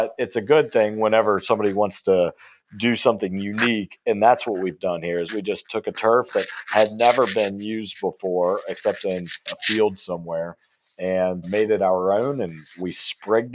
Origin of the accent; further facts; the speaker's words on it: North Carolina, United States; moved away as an adult; also born or lived in Colorado / Atlanta, Georgia; now in Dallas, United States; I'm actually from North Carolina.